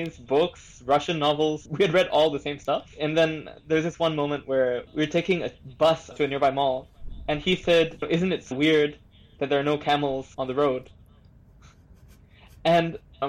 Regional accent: Singapore; as a Singaporean

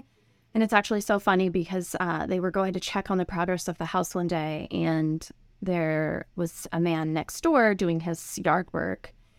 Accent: Golden, Colorado, United States; That's where Coors Brewery is, and so I was born and raised there, like grew up, went to high school smelling hops in the air.

